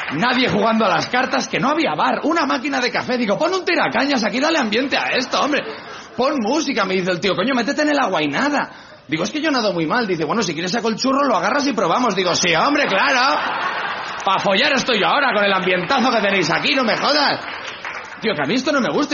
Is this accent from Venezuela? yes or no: no; Spain; que soy español